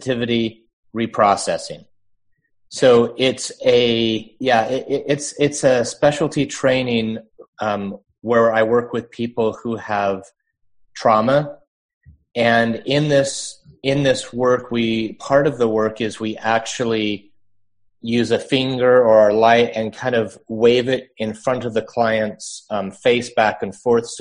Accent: Utah, United States; I grew up in Utah

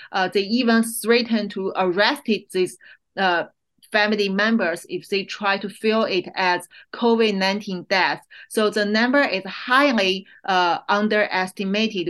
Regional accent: China; moved away as an adult; I'm the Chinese. I was born there and I studied there. I finished my MD PhD there

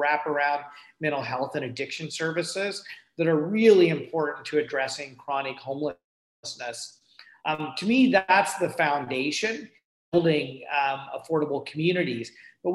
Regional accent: Guelph, Ontario, Canada; I'm from Guelph

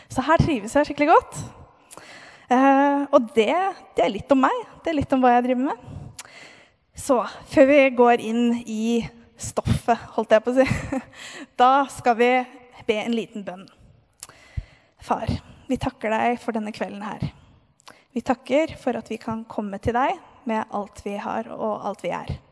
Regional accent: Moss, Østfold, Norway; Eh, jeg har vokst opp i Moss, i en kristen familie.

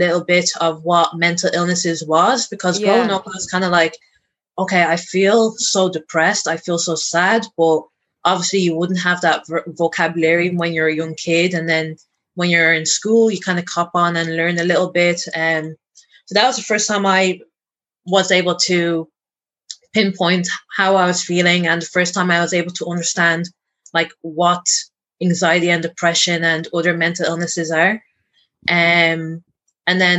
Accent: Ireland; I am born and raised in Ireland, the oldest of four kids.

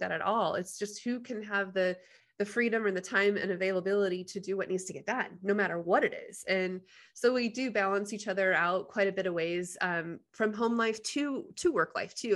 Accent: Middleton, Idaho, United States; also born or lived in Nampa, Idaho / Seattle, Washington; I grew up, uh, rural, small town, uh, Middleton, Caldwell area

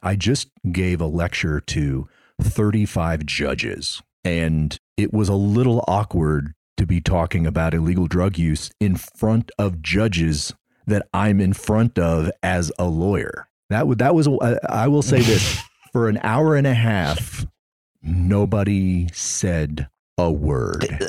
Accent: Missouri, United States; now in Florida, United States; I'm originally from Missouri

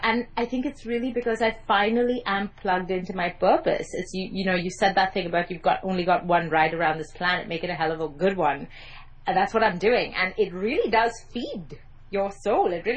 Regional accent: Mumbai, Maharashtra, India; accent: private English school Mumbai accent; first language English; I grew up in Mumbai, by the way, in case you're wondering about my accent.

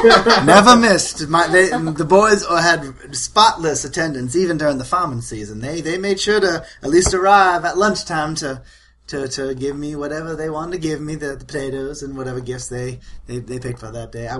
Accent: Appleton, Georgia, United States; Oh, Appleton, Georgia.

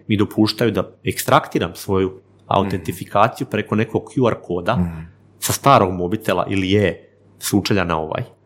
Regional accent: Vinkovci, Vukovar-Srijem County, Croatia; ja sam iz, iz, iz Slavonije, iz Vinkovaca

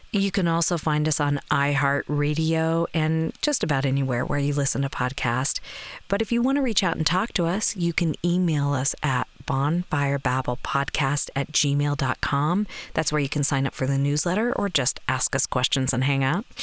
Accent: the South, United States; I grew up in the South

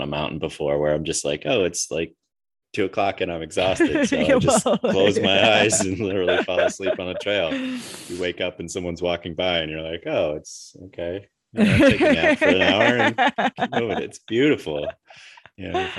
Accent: United States; as an American that travels a lot

